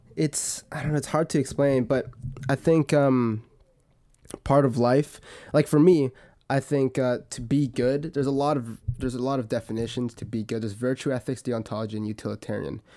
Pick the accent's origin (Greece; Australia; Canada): Canada; I'm Canadian and I go to school in Alberta.